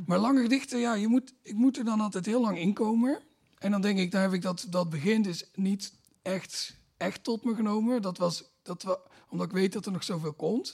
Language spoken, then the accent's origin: Dutch; Limburg, Netherlands; ik kom uit Limburg, daar heb je heel weinig dominees